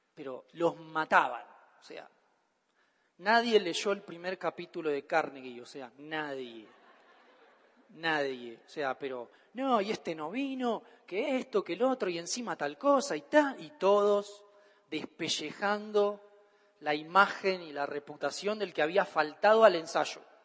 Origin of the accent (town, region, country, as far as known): Argentina